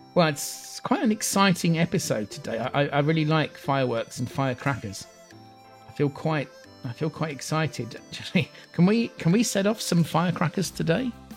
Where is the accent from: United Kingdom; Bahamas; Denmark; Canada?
United Kingdom; England; Growing up in England